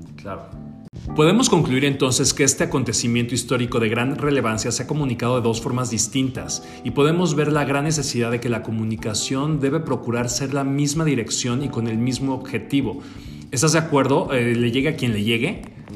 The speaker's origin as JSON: {"language": "Spanish", "country": "Mexico", "said": "como mexicanos, sí tenemos que visualizar que somos un resultado de estas dos culturas"}